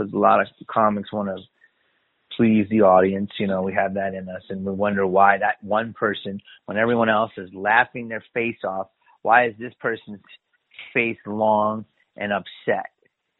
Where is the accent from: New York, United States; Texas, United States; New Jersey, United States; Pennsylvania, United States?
Pennsylvania, United States; Philadelphia; I'm from Philly